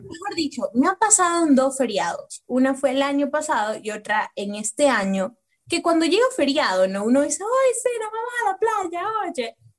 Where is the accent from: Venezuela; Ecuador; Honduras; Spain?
Ecuador; Nosotros como ecuatorianos